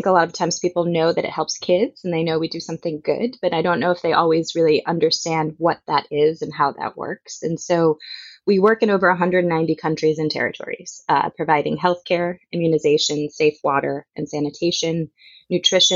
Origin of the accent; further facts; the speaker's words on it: Chicago, Illinois, United States; I grew up in Chicago